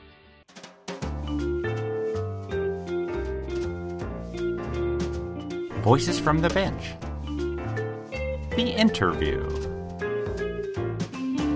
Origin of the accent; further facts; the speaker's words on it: Indiana, United States; I'm from Indiana